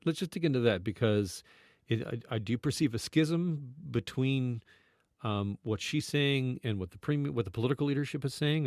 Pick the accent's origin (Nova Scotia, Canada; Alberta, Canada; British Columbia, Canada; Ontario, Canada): Ontario, Canada; Burlington; moved away as an adult; also born or lived in Vancouver, Canada / Edmonton, Canada; I grew up in Burlington